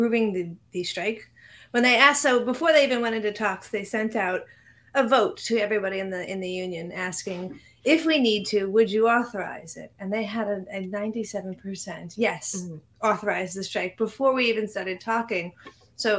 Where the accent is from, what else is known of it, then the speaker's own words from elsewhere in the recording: New York City, New York, United States; someone who is actually from Queens, I'm from Bayside, which is just next to Flushing